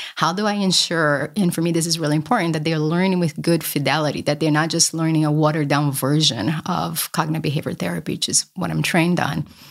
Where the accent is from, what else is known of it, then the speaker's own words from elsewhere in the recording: Brazil; moved away; I grew up poor in Brazil